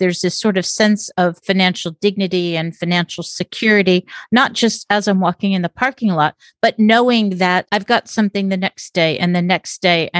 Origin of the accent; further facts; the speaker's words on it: Las Vegas, Nevada, United States; I grew up in Las Vegas